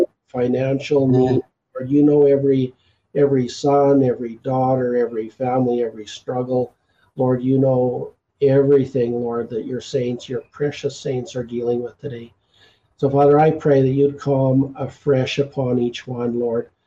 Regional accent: Canada; I'm the …

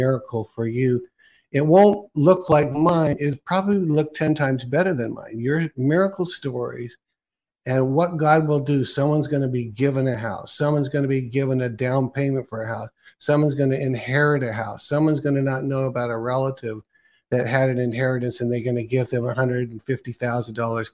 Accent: California, United States; now in Oregon, United States; I was actually born in Oregon, but then I was raised in California.

